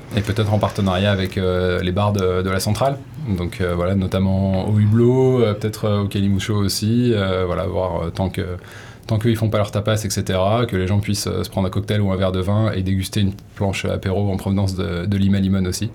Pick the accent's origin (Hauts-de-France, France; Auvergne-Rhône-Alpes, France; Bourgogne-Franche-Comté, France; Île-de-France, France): Auvergne-Rhône-Alpes, France; Haute-Savoie; now in Hossegor, France; je viens de juste à côté, là, pas très loin, un peu plus à l'est, en Haute-Savoie